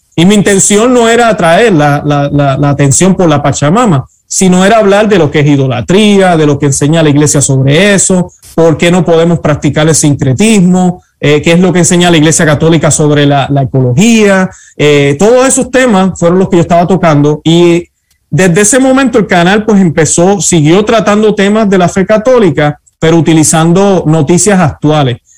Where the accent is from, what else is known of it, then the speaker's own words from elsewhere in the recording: Puerto Rico; now in United States; siempre he sido católico, nací católico en Puerto Rico